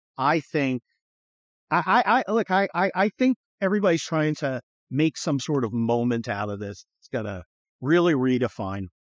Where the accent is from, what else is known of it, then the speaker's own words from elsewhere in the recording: California, United States; I'm a Californian